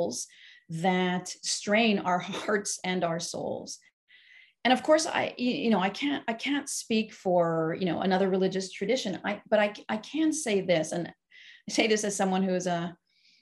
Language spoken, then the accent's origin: English; Montreal, Quebec, Canada; moved away; I grew up in the Orthodox community in Montreal